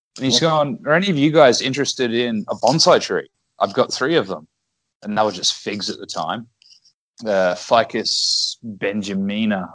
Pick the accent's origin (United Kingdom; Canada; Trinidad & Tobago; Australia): Australia; Brisbane, Queensland; moved away as an adult; now in Okazaki, Japan; I'm from Brisbane.